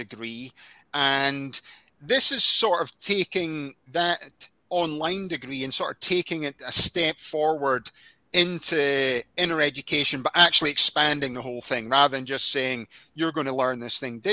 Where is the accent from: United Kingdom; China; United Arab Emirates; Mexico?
United Kingdom; Scotland; moved away as an adult; now in United States; I'm originally from Scotland.